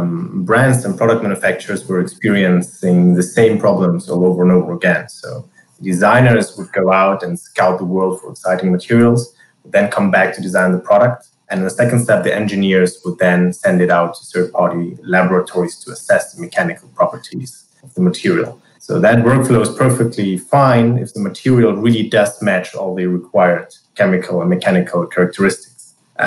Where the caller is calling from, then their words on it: Tel Aviv, Tel Aviv District, Israel; I'm calling in from Tel Aviv, Israel